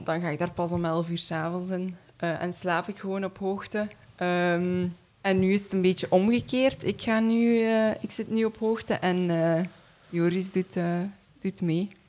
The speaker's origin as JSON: {"language": "Dutch", "region": "East Flanders", "country": "Belgium", "also_born_or_lived": "Hamme / Leuven", "said": "ik ben van Oost-Vlaanderen"}